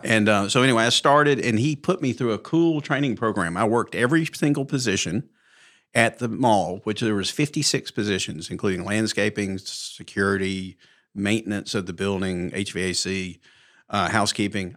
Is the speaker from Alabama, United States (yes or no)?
yes; Mountain Brook, Alabama, United States; born and raised in Mountain Brook, graduated high school in nineteen seventy-eight